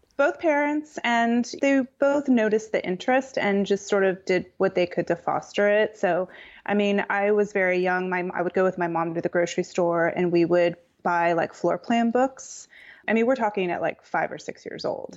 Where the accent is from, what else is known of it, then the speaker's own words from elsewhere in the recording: Pasadena, California, United States; I was born in Pasadena, which is about ten miles northeast of downtown Los Angeles. and I grew up in a modern house